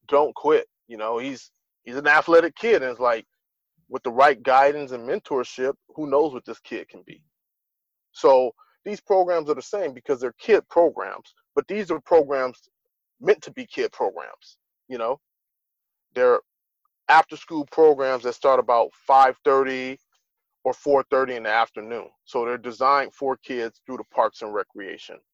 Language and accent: English; Los Angeles, California, United States; right here in my hometown